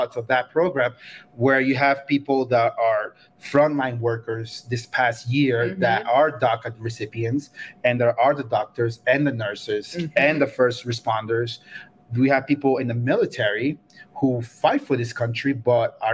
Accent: New York, United States; moved away as an adult; also born or lived in Costa Rica; now in Aspen, United States; I grew up in New York

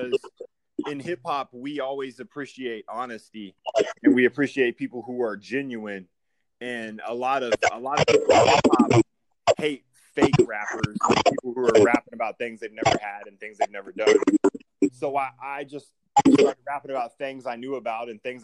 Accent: Lawton, Oklahoma, United States; I'm from Lawton, Oklahoma. So we got about 100,000 people here

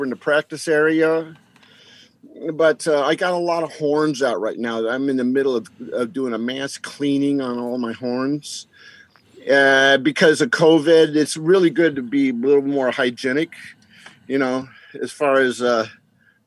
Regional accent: Southern California, United States; moved away as an adult; now in Chicago, United States; I grew up in Southern California

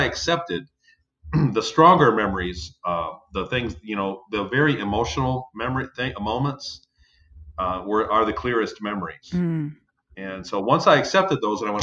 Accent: Ypsilanti, Michigan, United States; In southern Michigan, in Ypsilanti, Michigan.

